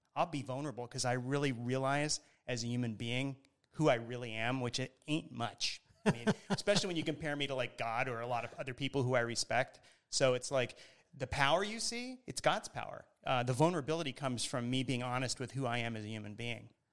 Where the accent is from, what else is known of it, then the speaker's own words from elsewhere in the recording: Miami, Florida, United States; growing up in Miami, Florida, which is where I grew up